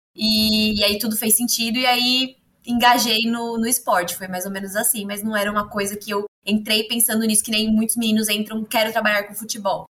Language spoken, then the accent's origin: Portuguese; Santos, São Paulo, Brazil; sou santista, moro aqui no litoral paulista